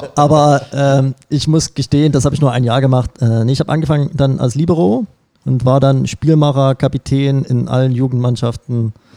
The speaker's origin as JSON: {"language": "German", "town": "Glashütte", "region": "Saxony", "country": "Germany", "tie": "born or raised there", "also_born_or_lived": "Pirna / Liebenau", "said": "geboren in Pirna in der Tat, aber aufgewachsen in dem bezaubernden Glashütte"}